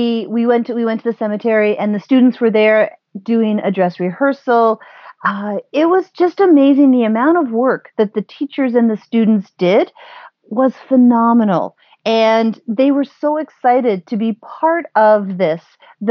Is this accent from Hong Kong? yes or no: no; Port Elgin, Ontario, Canada; now in Toronto, Canada; Owen Sound, which is close to my hometown, Port Elgin.